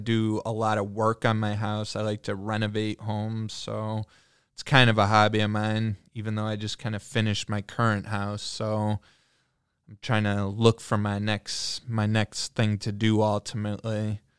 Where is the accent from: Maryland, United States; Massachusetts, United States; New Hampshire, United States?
New Hampshire, United States; born there; now in Michigan, United States; For me personally, I've lived in a few different places than just Michigan. I was born in New Hampshire.